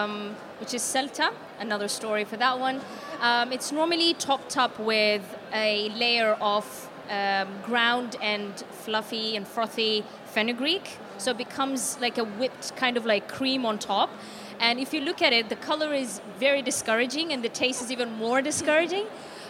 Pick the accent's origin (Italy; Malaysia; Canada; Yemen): Yemen; moved away as an adult; now in United Kingdom; I was born and raised in Yemen, and I came here about 4 years ago.